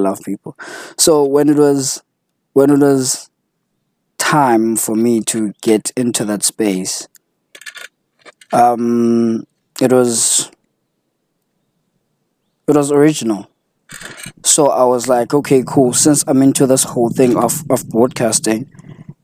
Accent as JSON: {"language": "English", "town": "Butterworth", "region": "Eastern Cape", "country": "South Africa", "tie": "born or raised there", "also_born_or_lived": "East London, South Africa", "said": "I was born in Butterworth, bred. Then I spent some time in East London"}